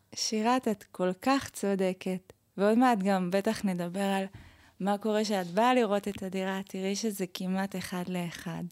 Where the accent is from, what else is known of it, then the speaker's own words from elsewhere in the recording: Bnei Brak, Tel Aviv District, Israel; moved away as an adult; now in Jerusalem, Israel; במקור אני מבני ברק